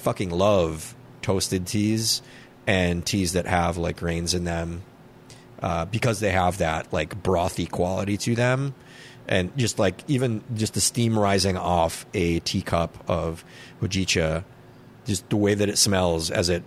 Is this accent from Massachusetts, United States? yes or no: no; Minnesota, United States; I like being a Minnesotan